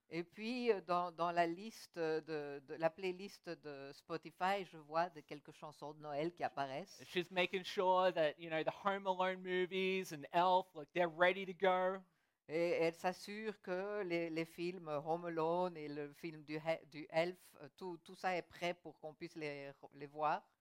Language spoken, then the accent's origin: French; Australia; French is a second language; Et je pense qu'une des raisons, c'est parce que vu que j'ai grandi en Australie, il fait toujours trop chaud là-bas.